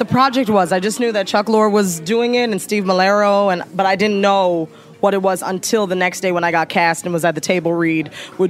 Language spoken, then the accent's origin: English; Jamaica; incorporated my own story of what it was like being Jamaican and having a mother that was super critical about my body, and my grandmother who was like huge Christian presence in my family.